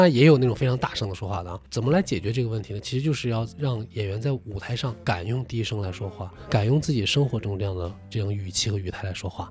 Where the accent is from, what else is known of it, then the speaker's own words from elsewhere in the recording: Taiyuan, Shanxi, China; now in Shanghai, China; 我自己在小时候在太原的时候